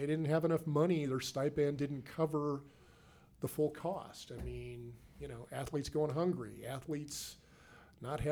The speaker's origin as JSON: {"language": "English", "town": "Seattle", "region": "Washington", "country": "United States", "moved": "yes", "lives_now": "Salt Lake City, United States", "said": "I'm from Seattle"}